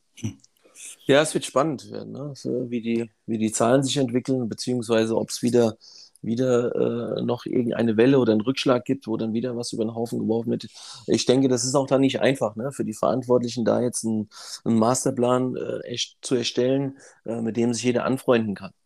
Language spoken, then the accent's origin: German; Frankfurt, Hesse, Germany; ich bin auch hier in Frankfurt aufgewachsen